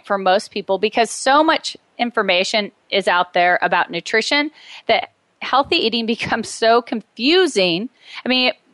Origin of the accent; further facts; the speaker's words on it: Medford, Oregon, United States; moved away; I moved back to my hometown right before my father was diagnosed with terminal cancer. So I was here to support him